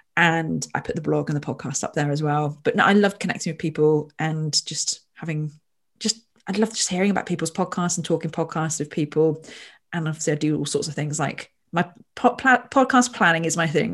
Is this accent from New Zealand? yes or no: no; Royal Berkshire, South East England, United Kingdom; I was born in Royal Berkshire